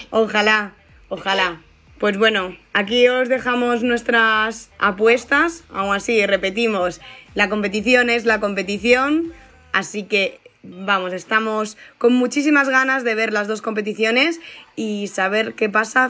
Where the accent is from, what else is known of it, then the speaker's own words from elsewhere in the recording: South Region, Brazil; Spanish is a second language; Yo soy del sur y allí hace más frío